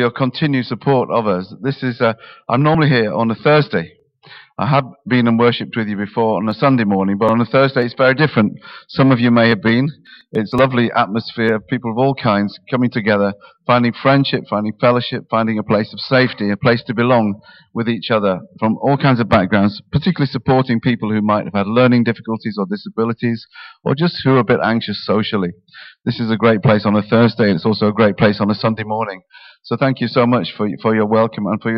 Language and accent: English; Yorkshire and the Humber, United Kingdom; now in Harlow, United Kingdom; I grew up in Yorkshire